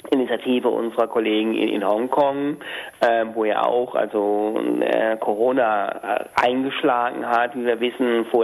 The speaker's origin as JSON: {"language": "German", "region": "Hamburg", "country": "Germany", "said": "würde ich jetzt also als Hamburger an den Oberbürgermeister schreiben."}